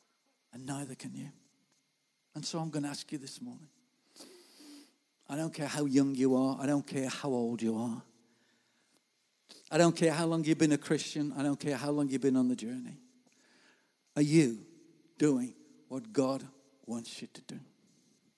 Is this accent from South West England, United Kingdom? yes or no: no; Gornal, West Midlands, United Kingdom; moved away as an adult; now in Warsaw, Poland; I'm just from Gornal